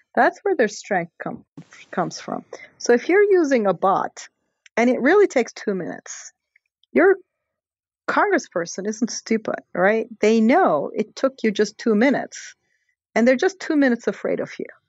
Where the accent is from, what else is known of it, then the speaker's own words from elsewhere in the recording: Istanbul, Turkey; moved away; I'm from Turkey. So it's sort of a country that I know very well, obviously. And the Gezi Park protests uh, happened basically three blocks from where I was born